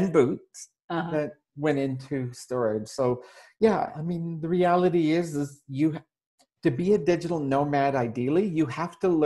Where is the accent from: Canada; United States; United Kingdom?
Canada; moved away as an adult; all that remains of my residence in my home country of Canada. I'm traveling and living under a Canadian passport